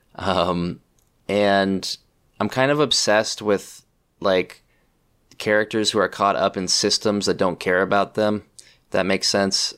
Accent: Pleasant Hill, California, United States; I grew up in Pleasant Hill, California, which is like in the East Bay

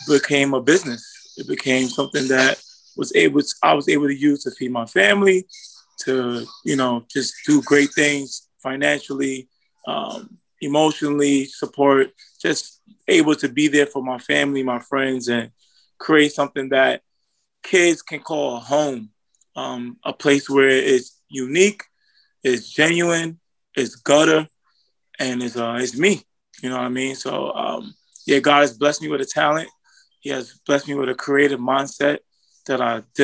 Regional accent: New York City, New York, United States; I'm from Brooklyn, New York

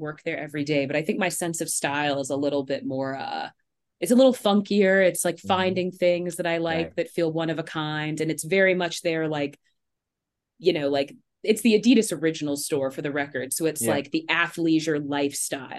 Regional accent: East Coast, United States; moved away as an adult; now in Los Angeles, United States; I'm from the East Coast

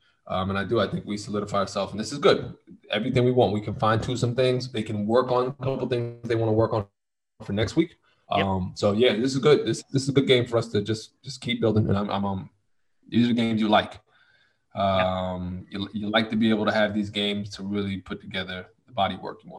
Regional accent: Mexico; now in Los Angeles, United States; I came from Mexico and I live close to the water, Tom.

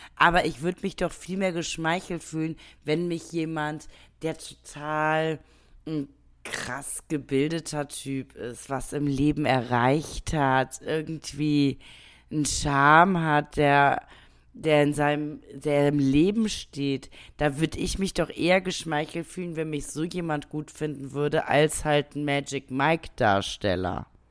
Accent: Germany; bei uns in Deutschland

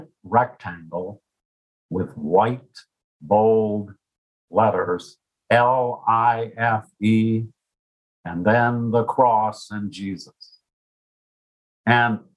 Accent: United States; I lived my whole life growing up in the United States in the 50s with nice parents and a good middle-class life.

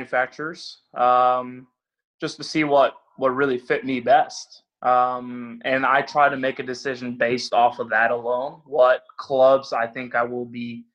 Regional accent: Norway; moved away; I'm from Norway, so it's a little cooler. And I remember my first few years coming over here

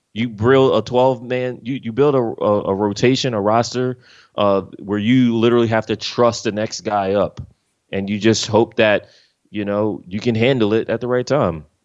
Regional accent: Philadelphia, Pennsylvania, United States; moved away as an adult; now in Los Angeles, United States; I'm from Philly, I'm from the East side of things. I've been here for more than a decade.

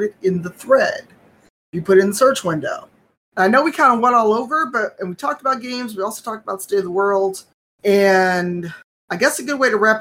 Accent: Chicago, Illinois, United States; I'm born and raised in City Chicago

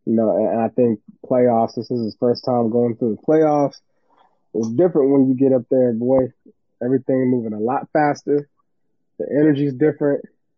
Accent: Washington, United States; I'm from Washington.

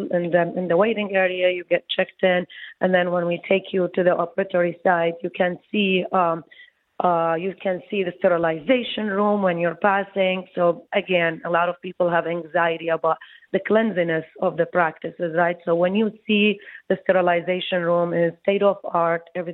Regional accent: Iraq; moved away as an adult; also born or lived in Baghdad, Iraq / New York, United States / New Jersey, United States; now in Detroit, United States; I came from Iraq.

